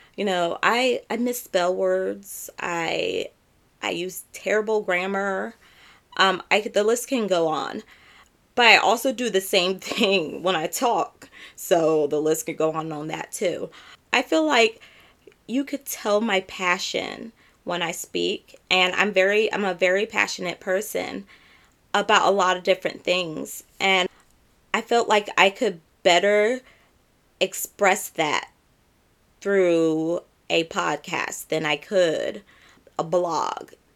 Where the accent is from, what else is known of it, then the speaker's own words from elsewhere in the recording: San Diego, California, United States; now in Camden County, Georgia, United States; I am from San Diego, California, but right now I reside in Georgia